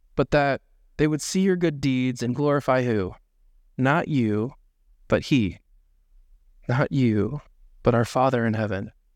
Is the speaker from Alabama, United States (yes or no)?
no; Indiana, United States; now in Dubuque, United States; growing up in Indiana, there's no hills anywhere